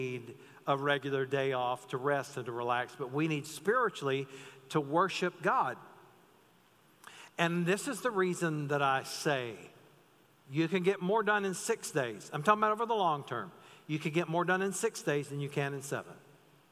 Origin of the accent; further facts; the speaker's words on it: North Carolina, United States; the pastor I grew up under in North Carolina